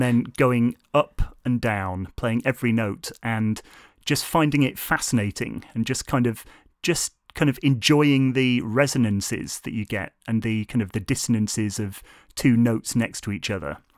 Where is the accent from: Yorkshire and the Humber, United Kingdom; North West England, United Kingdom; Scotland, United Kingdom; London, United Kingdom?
North West England, United Kingdom; Lancaster; moved away as an adult; also born or lived in South Korea; now in Shrewsbury, United Kingdom; I, of course, come from Lancaster, up north, where I stayed until university age